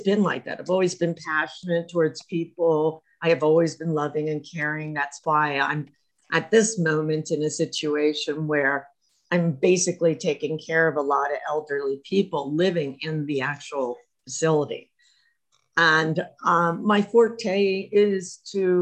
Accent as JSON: {"language": "English", "town": "Harrisburg", "region": "Pennsylvania", "country": "United States", "tie": "born or raised there", "also_born_or_lived": "Tucson, Arizona", "moved": "as an adult", "said": "I was born in Harrisburg, Pennsylvania. Was through the Three Mile Island situation and left Harrisburg, Pennsylvania because"}